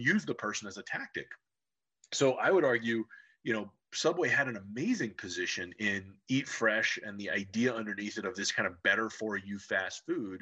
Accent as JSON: {"language": "English", "town": "Cincinnati", "region": "Ohio", "country": "United States", "tie": "born or raised there", "also_born_or_lived": "Loveland, Ohio", "said": "I grew up in Cincinnati, Ohio"}